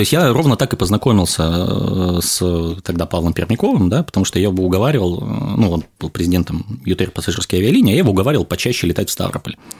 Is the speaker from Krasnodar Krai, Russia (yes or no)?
yes; Krasnodar, Krasnodar Krai, Russia; я из Краснодара, это где-то рядом с Сочи